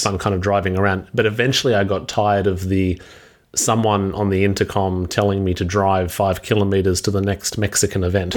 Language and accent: English; Australia; being Australian